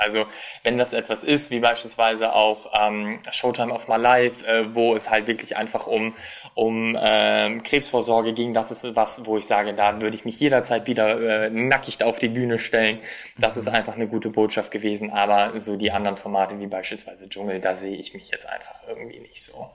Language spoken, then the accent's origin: German; Germany; Als deutscher Teilnehmer